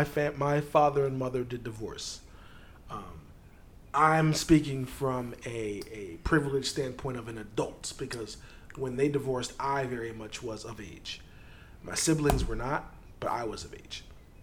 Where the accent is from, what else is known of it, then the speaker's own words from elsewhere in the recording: New York, United States; As a New Yorker, you know, you're in the stoop.